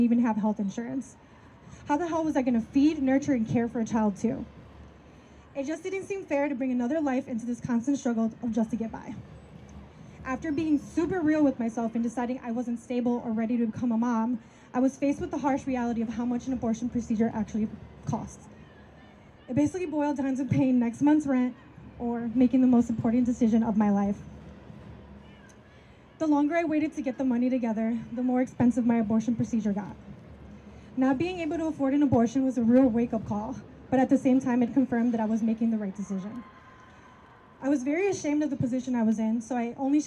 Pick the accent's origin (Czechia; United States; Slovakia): United States; Milwaukee, Wisconsin; a bartending gig in my hometown of Milwaukee